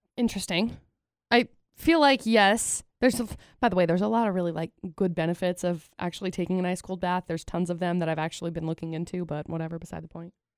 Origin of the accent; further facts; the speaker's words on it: Utah, United States; growing up in Utah